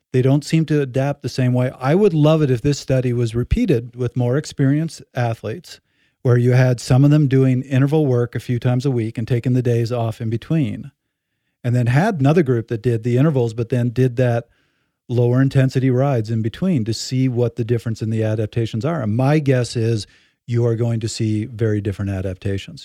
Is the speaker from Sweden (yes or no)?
no; Canada; I'm Canadian